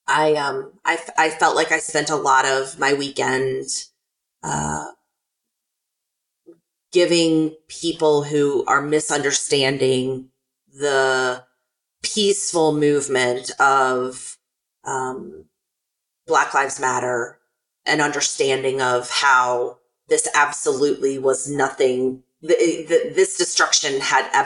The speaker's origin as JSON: {"language": "English", "town": "Chattanooga", "region": "Tennessee", "country": "United States", "tie": "born or raised there", "said": "my hometown of Chattanooga"}